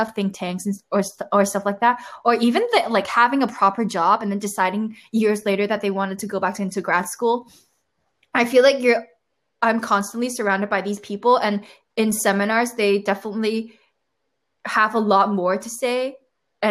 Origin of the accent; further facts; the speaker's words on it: Hong Kong; moved away as an adult; when I was back in Hong Kong, if you want to be seen as smart, you definitely have to do like finance